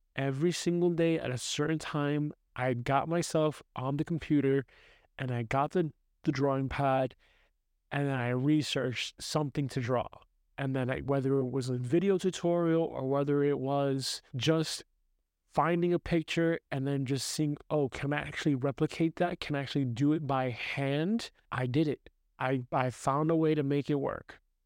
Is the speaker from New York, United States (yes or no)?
yes; New York City, New York, United States; now in Austria; I'm growing up in New York City